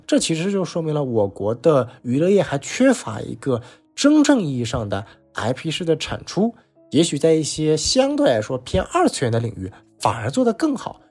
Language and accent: Chinese; China; 我们中国人